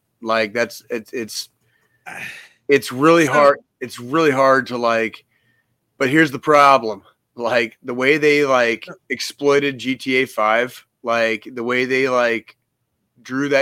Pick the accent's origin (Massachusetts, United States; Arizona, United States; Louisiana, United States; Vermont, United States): Arizona, United States; now in Kansas City, United States; I was born here in Kansas City, but mm-hmm. I grew up in Arizona out west